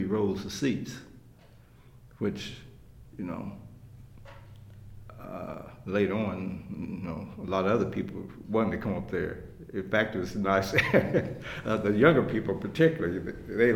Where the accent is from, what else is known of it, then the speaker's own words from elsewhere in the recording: Independence, Kansas, United States; I was born in Independence, Kansas.